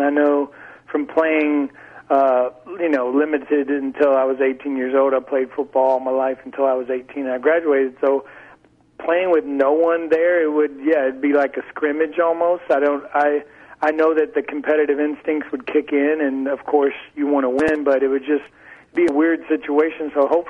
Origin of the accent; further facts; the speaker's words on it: Kentucky, United States; growing up in Kentucky